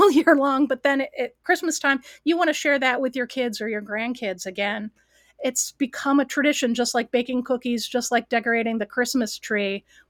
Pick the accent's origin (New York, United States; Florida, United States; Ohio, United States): Ohio, United States; Cleveland; I grew up in the Cleveland market, which is a very large market in Ohio.